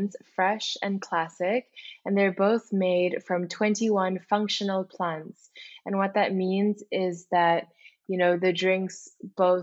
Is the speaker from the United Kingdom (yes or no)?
no; Singapore; moved away as an adult; also born or lived in Indonesia; now in United States; I'm originally Indonesian, but also spent a good amount of my life growing up in Singapore